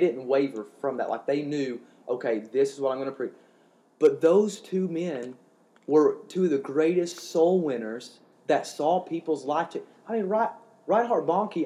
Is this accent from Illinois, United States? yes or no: no; Eastern Kentucky, United States; I'm a hillbilly from Eastern Kentucky